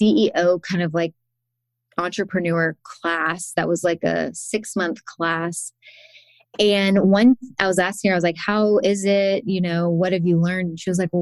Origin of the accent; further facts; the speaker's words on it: Athens, Georgia, United States; moved away; also born or lived in Woodstock; in 2020, we moved to Athens, which is my hometown